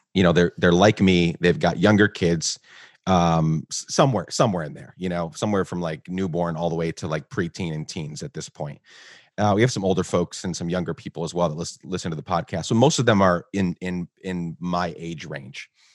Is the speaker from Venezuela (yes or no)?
no; Guatemala; moved away; I grew up in Guatemala, so I, I grew up in Guatemala pre nine eleven.